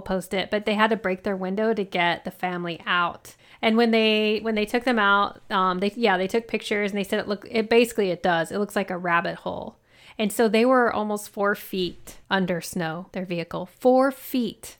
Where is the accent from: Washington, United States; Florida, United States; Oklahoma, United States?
Oklahoma, United States; I grew up in Oklahoma